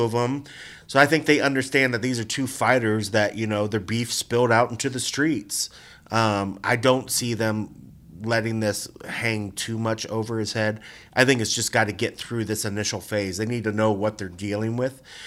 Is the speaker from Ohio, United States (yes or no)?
yes; Gahanna, Ohio, United States; moved away as an adult; also born or lived in Columbus, Ohio; now in Las Vegas, United States; the pizza place, uh, in my hometown in Gahanna where we used to go every Friday